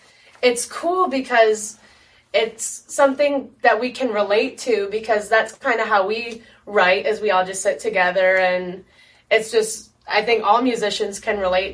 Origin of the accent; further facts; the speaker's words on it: Midwest, United States; growing up in the Midwest, classic rock is like a huge part of the culture here.